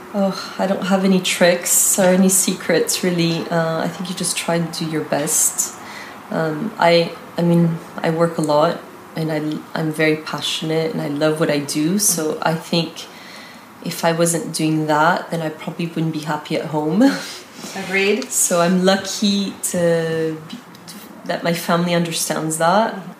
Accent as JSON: {"language": "English", "country": "United States", "tie": "born or raised there", "also_born_or_lived": "Italy / France", "moved": "yes", "lives_now": "Paris, France", "said": "I've lived in America, I was brought up in America and lived many years in Italy 15 years."}